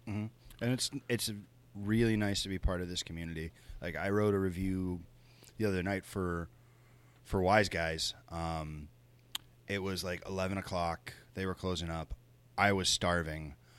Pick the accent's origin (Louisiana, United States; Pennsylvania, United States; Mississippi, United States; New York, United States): Louisiana, United States; Cajun; also born or lived in the South; now in Buffalo, United States; I'm Cajun by birth, and I lived in the South for a long time